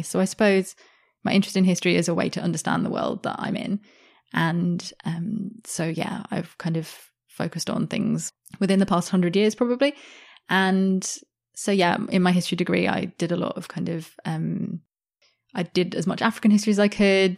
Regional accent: Sydney, New South Wales, Australia; I grew up in Sydney, which is a very multicultural city

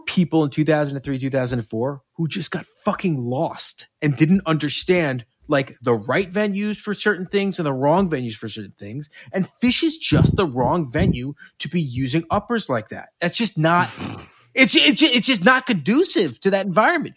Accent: New York, United States; I'm from New York. I went to camp

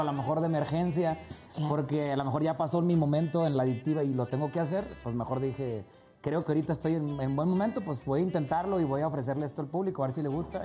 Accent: Cadereyta Jiménez, Nuevo León, Mexico; Ahí estoy en Cadereita, donde yo soy, cerquita de Monterrey

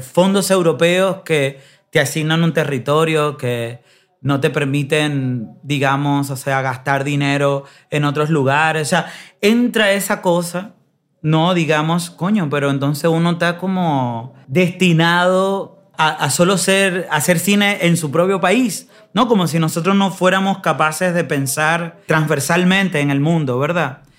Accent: Dominican Republic; moved away; me fui muy temprano de la República Dominicana

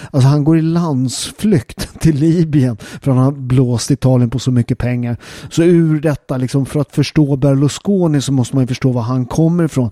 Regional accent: Sweden; jag är född och uppväxt i Sverige och min mamma är halvsvensk

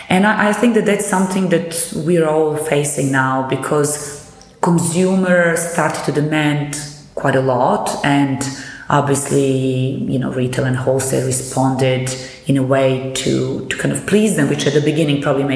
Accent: Belgrade, Serbia; moved away as an adult; now in London, United Kingdom; I come from Belgrade, from Serbia, where I studied

